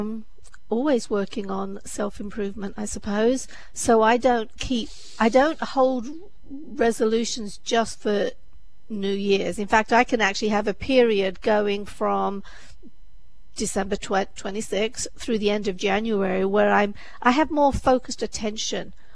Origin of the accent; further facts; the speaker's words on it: England, United Kingdom; moved away as an adult; now in United States; I'm from England